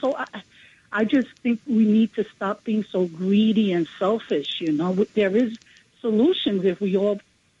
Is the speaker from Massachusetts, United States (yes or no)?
no; New York City, New York, United States; from the Bronx.